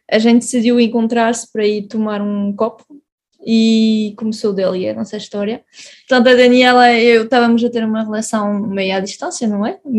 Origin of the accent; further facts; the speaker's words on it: Grand Est, France; moved away as an adult; also born or lived in Portugal; now in Switzerland; nasci em Portugal, mas vivi quase a minha vida toda em França, cresci lá. Eh, na zona de Mulhouse-Strasbourg, que é na Alsácia. Depois vivi na Suíça também durante dois anos